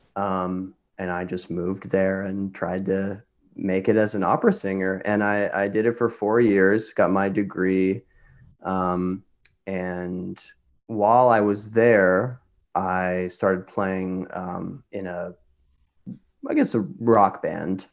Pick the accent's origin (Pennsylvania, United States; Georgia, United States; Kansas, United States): Kansas, United States; Lawrence; moved away as an adult; also born or lived in New York; I grew up in Lawrence, Kansas. I spent the first eighteen years of my life there